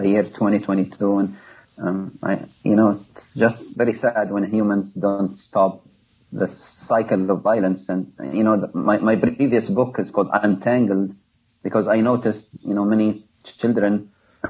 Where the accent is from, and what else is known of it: Libya; born or raised there; moved away as an adult; now in United States